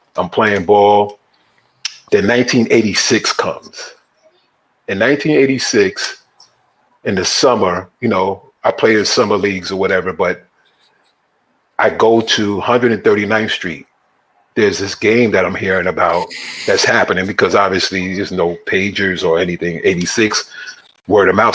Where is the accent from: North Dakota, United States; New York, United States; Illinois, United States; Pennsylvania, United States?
New York, United States; New York City; moved away as an adult; also born or lived in Harlem, New York; now in Los Angeles, United States; I was born in Harlem, nice. raised in the Bronx.